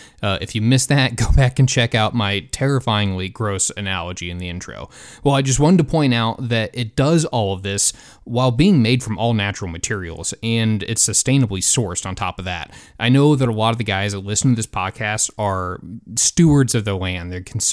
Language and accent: English; Alabama, United States; but so growing up in Alabama, there's a ton of hunting heritage there with some pretty big and high-profile people.